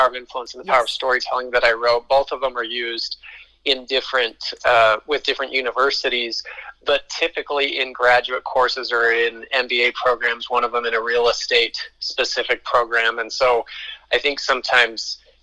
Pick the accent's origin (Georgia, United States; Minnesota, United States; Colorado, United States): Colorado, United States; now in Utah, United States; I was born in Utah, which is where I live now, but I was basically raised in Colorado from age 5 on